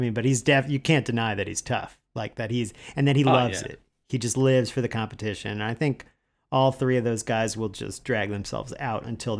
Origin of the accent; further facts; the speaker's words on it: United States; as an American traveling during like the George Bush years